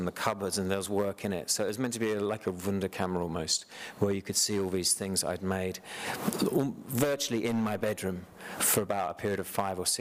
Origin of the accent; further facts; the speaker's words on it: United Kingdom; being British